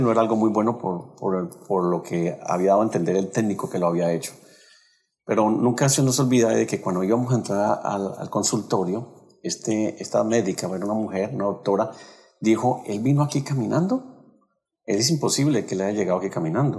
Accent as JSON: {"language": "Spanish", "town": "Cali", "region": "Valle del Cauca", "country": "Colombia", "said": "Nosotros somos de Colombia y de la ciudad de Cali"}